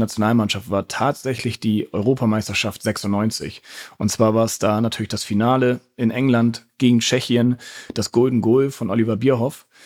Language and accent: German; Hamburg, Germany; Ich bin ja in Hamburg äh, geboren und aufgewachsen.